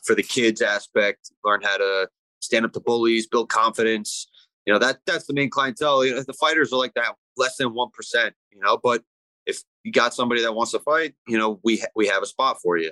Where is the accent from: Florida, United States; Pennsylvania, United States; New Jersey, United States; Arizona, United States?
New Jersey, United States; Ramsey; also born or lived in Lebanon, New Jersey; I grew up up north in uh, Ramsey